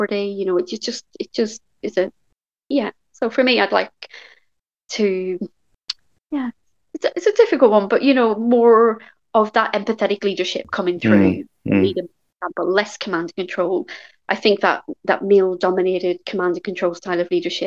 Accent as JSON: {"language": "English", "town": "Belfast", "region": "Northern Ireland", "country": "United Kingdom", "tie": "born or raised there", "said": "I grew up in West Belfast, which is a very deprived part of the UK"}